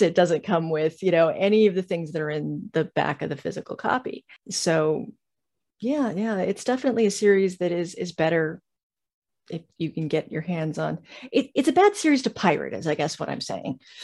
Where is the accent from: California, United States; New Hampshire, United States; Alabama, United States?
California, United States; Southern; moved away as an adult; now in Georgia, United States; I come from Southern California